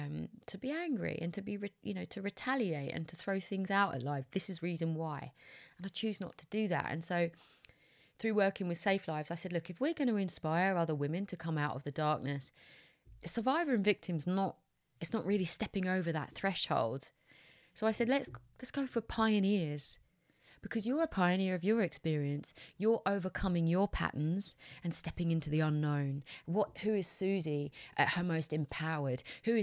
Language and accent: English; United Kingdom; I took for granted as a British white woman that my rights are safe.